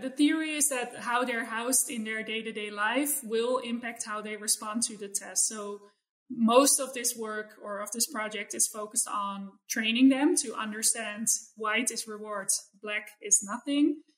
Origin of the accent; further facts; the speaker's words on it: Netherlands; moved away; I grew up in in the Netherlands, but sort of in suburbia